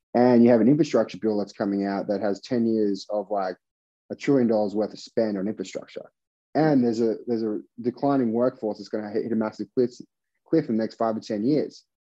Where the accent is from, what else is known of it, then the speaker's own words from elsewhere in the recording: Australia; now in United States; I'm from Australia